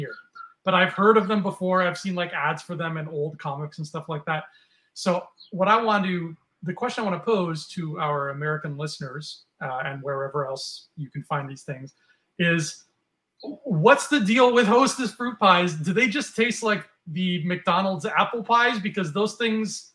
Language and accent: English; Canada; we're from Canada